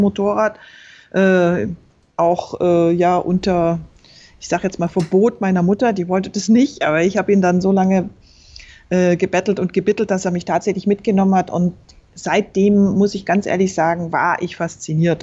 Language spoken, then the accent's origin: German; Berchtesgaden, Bavaria, Germany; Ich bin in Berchtesgaden aufgewachsen, also im Süden.